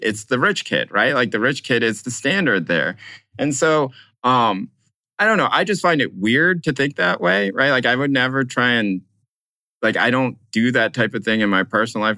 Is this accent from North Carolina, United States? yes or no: yes; North Carolina, United States; moved away as an adult; also born or lived in Brooklyn; now in Berkeley, United States; I d, was not born in the United States. I grew up in North Carolina, but I lived now in Berkeley, California.